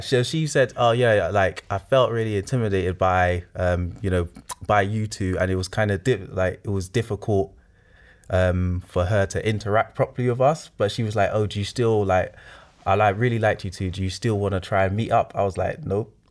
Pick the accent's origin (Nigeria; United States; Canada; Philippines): Nigeria; I'm Nigerian